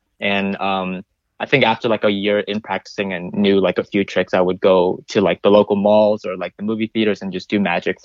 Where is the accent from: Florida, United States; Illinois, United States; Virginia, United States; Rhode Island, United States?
Virginia, United States; moved away; I made a feature film back in Virginia, my hometown